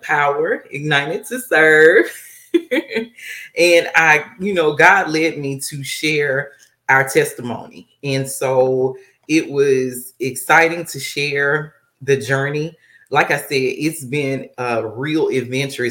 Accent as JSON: {"language": "English", "town": "Monroe", "region": "Louisiana", "country": "United States", "moved": "yes", "lives_now": "Texas, United States", "said": "I am originally from Monroe, Louisiana"}